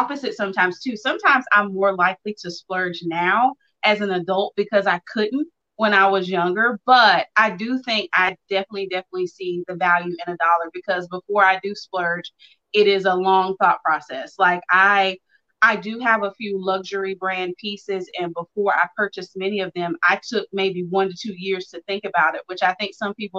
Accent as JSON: {"language": "English", "town": "Mount Olive", "region": "North Carolina", "country": "United States", "tie": "born or raised there", "said": "I'm actually from Mount Olive, North Carolina, which is not far from where Melissa's from. I'm a country girl"}